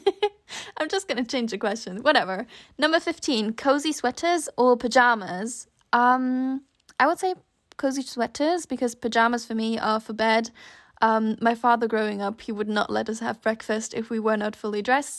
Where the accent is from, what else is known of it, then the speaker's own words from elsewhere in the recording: Switzerland; I grew up in Switzerland, so for us, snow was almost always a given.